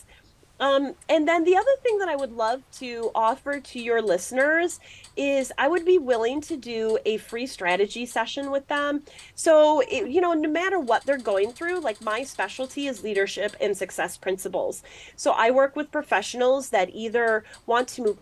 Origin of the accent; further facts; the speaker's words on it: Midwest, United States; I'm from the Midwest